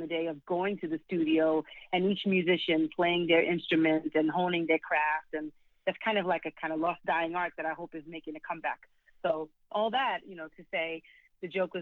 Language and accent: English; New York City, New York, United States; I was raised in the South Bronx. In New York City, South Bronx